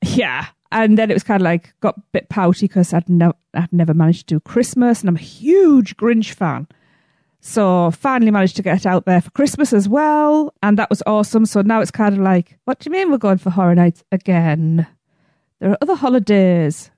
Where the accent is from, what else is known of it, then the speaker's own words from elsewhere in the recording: England, United Kingdom; I'm from England.